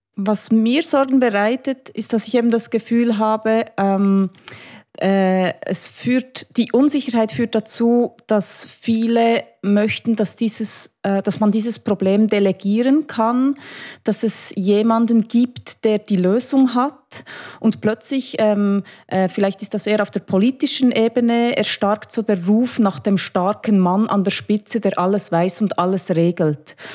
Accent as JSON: {"language": "German", "country": "Switzerland", "said": "bei uns in der Schweiz"}